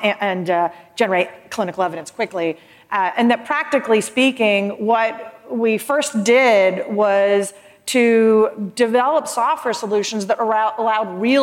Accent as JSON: {"language": "English", "region": "Florida", "country": "United States", "tie": "born or raised there", "said": "This is my home state, so I'm a Florida girl."}